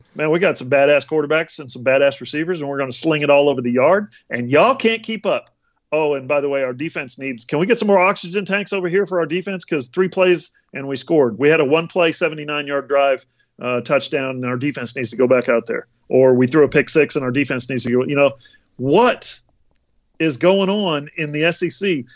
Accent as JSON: {"language": "English", "region": "Alaska", "country": "United States", "tie": "born or raised there", "moved": "yes", "said": "I'm from Alaska, and so I grew up on the C F L"}